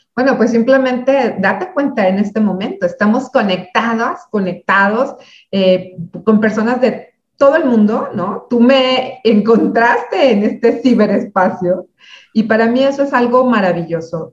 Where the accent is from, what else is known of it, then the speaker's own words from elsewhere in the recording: a small city in Michoacán, Mexico; Yo soy de una ciudad pequeña en, Michoacán, en, México